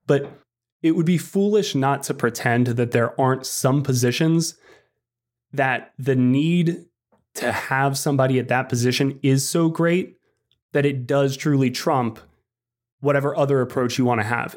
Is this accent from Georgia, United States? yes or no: yes; Atlanta, Georgia, United States; I grew up in Atlanta.